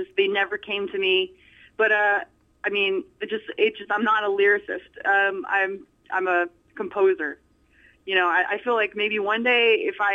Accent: Corona, California, United States; I was born in Corona, California. Born and raised here. Haven't moved

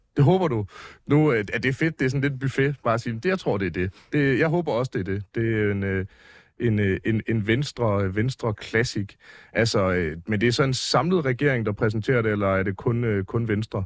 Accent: near Aarhus, Central Denmark Region, Denmark; jeg voksede op ret tæt på Aarhus

